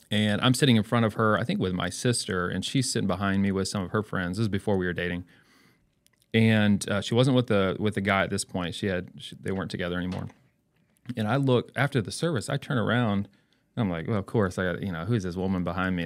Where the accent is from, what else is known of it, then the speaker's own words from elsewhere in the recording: Elizabeth City, North Carolina, United States; now in Edmond, United States; I was born and raised in North Carolina a little town called Elizabeth City, North Carolina.